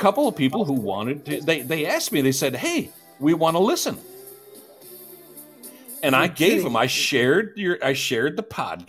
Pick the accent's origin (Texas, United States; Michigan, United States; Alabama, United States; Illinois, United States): Michigan, United States; Detroit; we're a beautiful people, you know, up in the Detroit area people, you know. We're full of love.